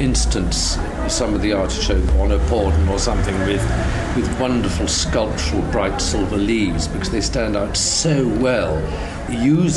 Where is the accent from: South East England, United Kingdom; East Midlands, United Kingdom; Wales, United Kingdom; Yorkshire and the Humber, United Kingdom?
Wales, United Kingdom; Monmouthshire; also born or lived in Oxfordshire; now in South Warwickshire, United Kingdom; I was brought up in Monmouthshire.